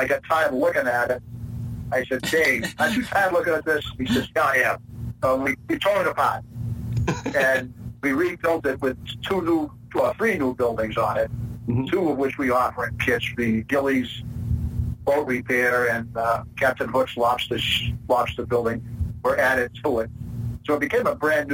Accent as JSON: {"language": "English", "region": "Maine", "country": "United States", "accent": "Maine", "said": "I lived in Maine for, about 30 years of my life, so I kind of think that, there might be some Maine accent there"}